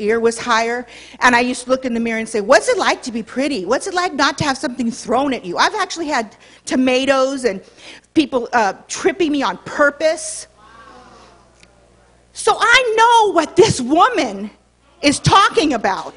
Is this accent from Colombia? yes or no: no; Los Angeles, California, United States; Born and raised in Hollywood.